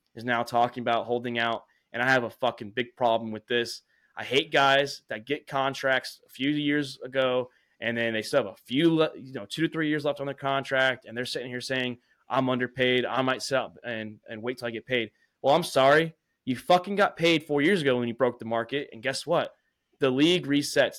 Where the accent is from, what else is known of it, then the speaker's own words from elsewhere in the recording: Maryland, United States; I was born in Maryland